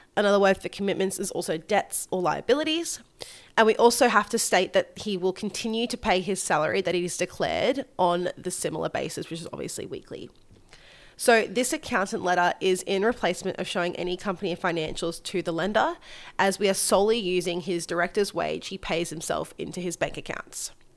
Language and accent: English; Gold Coast, Queensland, Australia; my hometown of the sunny Gold Coast